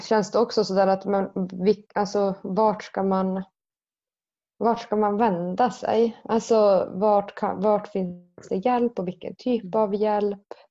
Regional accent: Karesuando, Norrbotten County, Sweden; now in Väddö, Sweden; Jag är från Karesuando och just nu bor jag i Väddö.

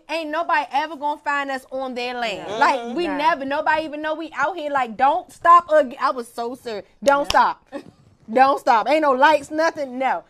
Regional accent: Capitol Heights, Maryland, United States; also born or lived in Washington, D.C. / Charles County, Maryland; I was born in D.C., but I was raised in Maryland

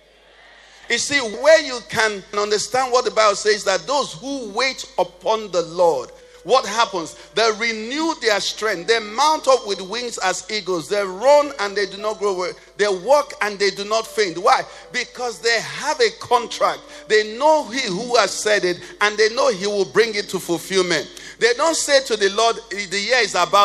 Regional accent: Nnewi, Anambra, Nigeria; I'm from Nnewi. We like money. I think Nnewi has the richest people per square meter in the whole of Nigeria

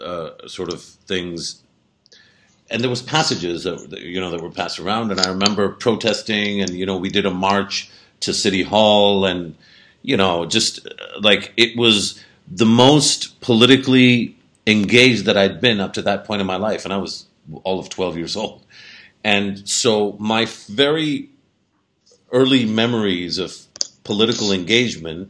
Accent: Pakistan; as a Pakistani, where I am the majority in my country

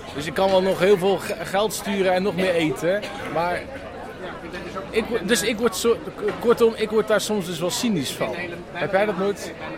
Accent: Netherlands; wij als Nederlanders

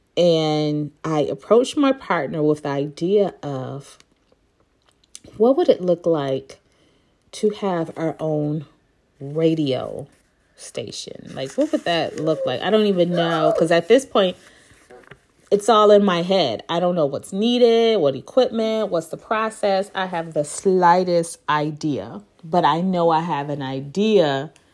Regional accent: Detroit, Michigan, United States; moved away as an adult; I was back in my hometown, Detroit

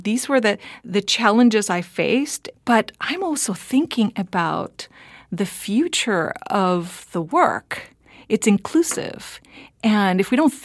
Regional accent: Puerto Rico; moved away; also born or lived in California; I grew up in Puerto Rico, and so I grew up with two languages, but one of them takes precedence over the other.

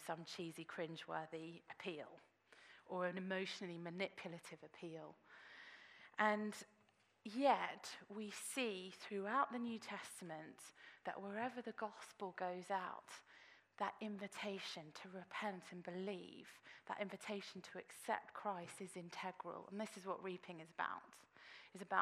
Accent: England, United Kingdom; we were being English

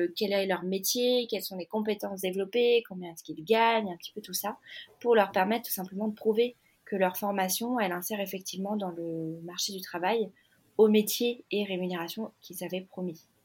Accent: Annecy, Auvergne-Rhône-Alpes, France; moved away; je suis arrivée, moi, euh, retour dans ma ville natale après dix ans

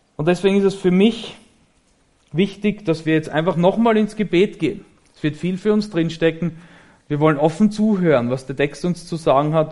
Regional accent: Graz, Styria, Austria; moved away as an adult; now in Germany; ich komme aus Österreich

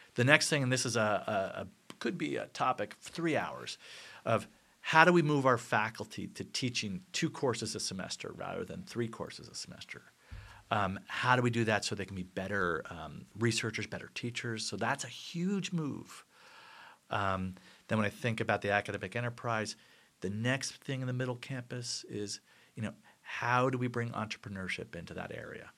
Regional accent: New Jersey, United States; I'm from New Jersey

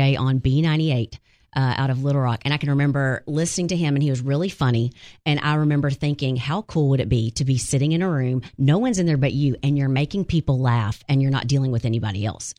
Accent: Arkansas, United States; I'm born and raised in Arkansas.

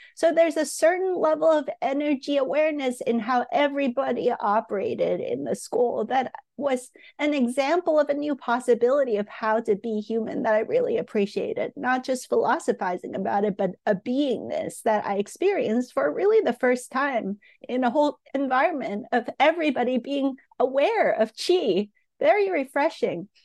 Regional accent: Hong Kong; I grew up in Hong Kong

